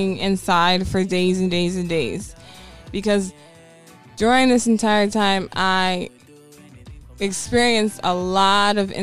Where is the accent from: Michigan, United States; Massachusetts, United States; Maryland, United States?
Maryland, United States; Baltimore; I'm from over east down the hill, but I was raised in the creek. I was raised in Woodlawn